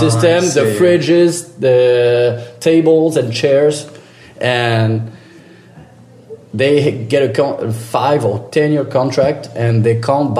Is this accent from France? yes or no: yes; France; English is a second language; also born or lived in southwest France; So I'm from France.